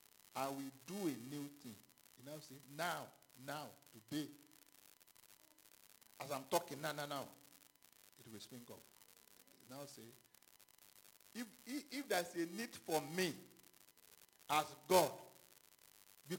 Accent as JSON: {"language": "English", "country": "Ghana", "tie": "born or raised there", "moved": "yes", "said": "I was born in Ghana too"}